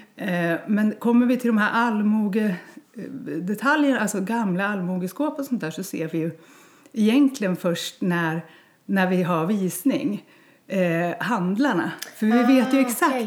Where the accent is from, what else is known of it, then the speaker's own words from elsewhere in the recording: Bjuråker/Delsbo area, Gävleborg County, Sweden; moved away as an adult; also born or lived in Stockholm, Sweden; ville att, att barnen skulle få mm. växa upp här, där jag växte upp. Ja. Så jag flyttade hem